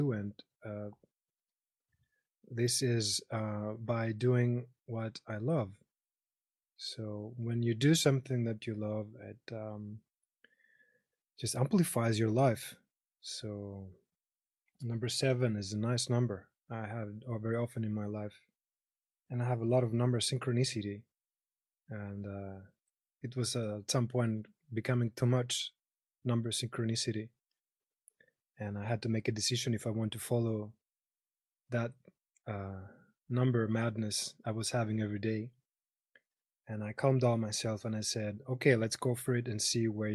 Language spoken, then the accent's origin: English; Nafplio, Peloponnese, Greece; English is a second language; moved away as an adult; now in Austria; I come from Greece. I was born in 82.